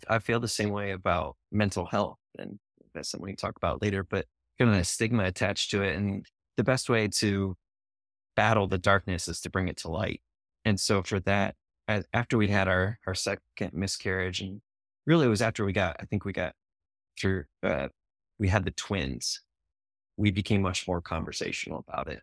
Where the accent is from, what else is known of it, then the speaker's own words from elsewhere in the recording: Ohio, United States; moved away as an adult; now in Indianapolis, United States; I grew up in Ohio